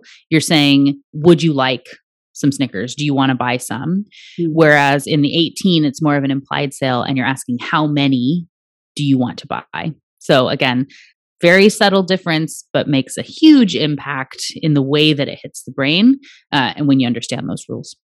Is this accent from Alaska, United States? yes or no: yes; Anchorage, Alaska, United States; I was born in the Native hospital in Anchorage